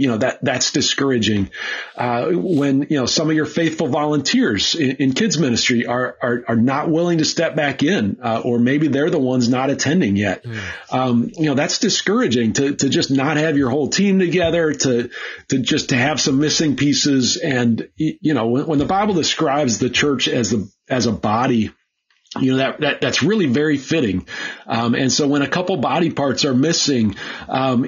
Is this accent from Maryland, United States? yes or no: no; Minnesota, United States; moved away; also born or lived in Pennsylvania; when I moved away from Minnesota